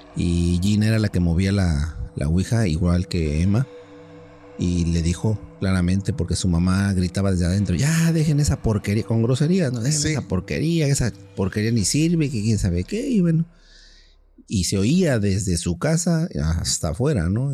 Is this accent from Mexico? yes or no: yes; Mexico City, Mexico; moved away; vivía yo en la Ciudad de México, yo soy originario de la Ciudad de México